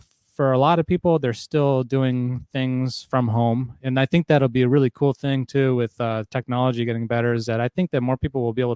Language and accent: English; Arizona, United States; Arizona. I'm from Arizona